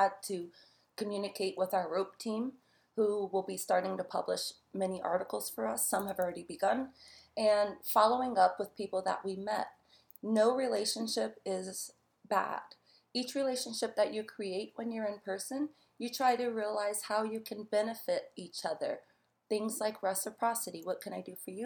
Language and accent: English; New York, United States; I'm actually from New York